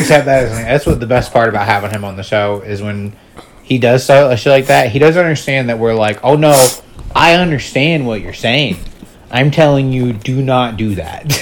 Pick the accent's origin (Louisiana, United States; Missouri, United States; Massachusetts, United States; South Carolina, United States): South Carolina, United States; Charleston; I grew up in Charleston, South Carolina.